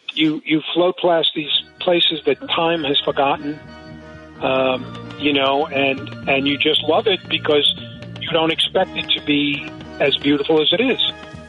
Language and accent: English; New York City, New York, United States; I grew up an Indians fan, even though I was born and raised in Brooklyn.